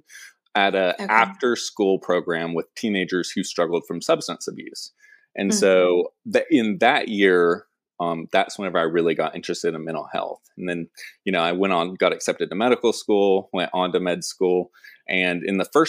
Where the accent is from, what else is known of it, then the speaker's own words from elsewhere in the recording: Ringgold, Georgia, United States; moved away; also born or lived in Savannah, Georgia / Statesboro, Georgia; I grew up in Ringgold, Georgia, which most people don't know.